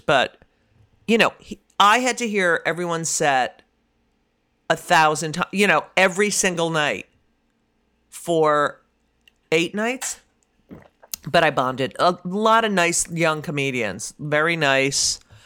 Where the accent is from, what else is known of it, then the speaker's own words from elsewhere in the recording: New Jersey, United States; moved away; I didn't have fun growing up in New Jersey